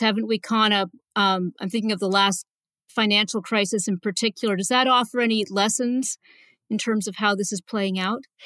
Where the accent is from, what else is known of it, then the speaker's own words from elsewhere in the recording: Canada; moved away; I'm a Canadian originally